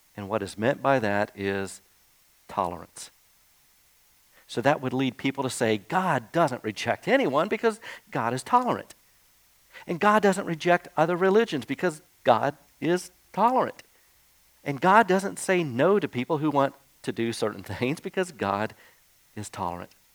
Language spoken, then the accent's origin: English; Jacksonville, Florida, United States; as a kid growing up in Jacksonville, Florida